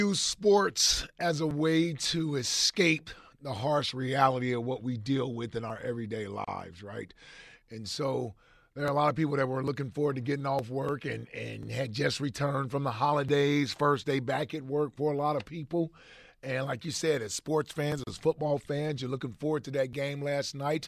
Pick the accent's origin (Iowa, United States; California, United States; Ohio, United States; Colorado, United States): Ohio, United States; Cincinnati; That's my hometown, as everybody knows. I'm from Cincinnati